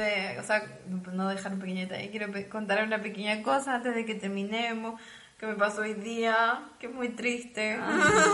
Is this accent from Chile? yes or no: yes; Chile; moved away as an adult; also born or lived in South Korea; now in Munich, Germany; los chilenos nos sentimos